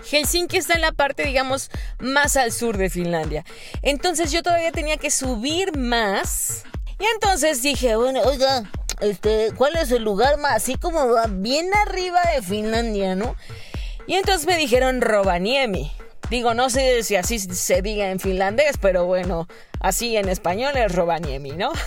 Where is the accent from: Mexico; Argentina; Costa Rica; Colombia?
Mexico; en septiembre, pues no sé, en mi país se come pozole